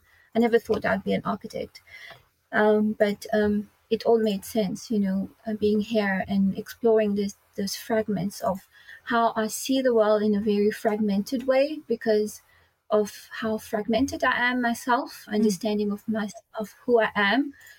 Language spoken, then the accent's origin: English; Mauritius; I grew up in Mauritius.